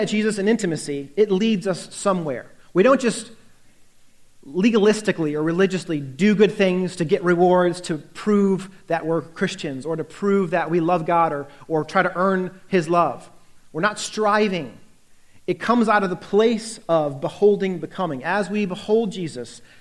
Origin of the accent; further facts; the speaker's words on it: United States; also born or lived in Northern Virginia; as an American